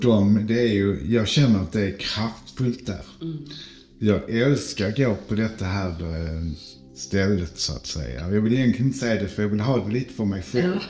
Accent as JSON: {"language": "Swedish", "region": "Skåne", "country": "Sweden", "said": "Jag är ju skåning"}